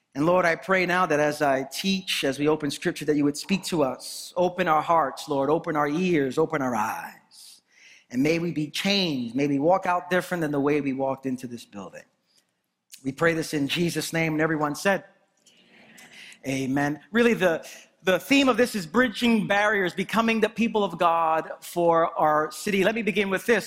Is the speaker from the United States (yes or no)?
yes; New York City, New York, United States; I'm from Brooklyn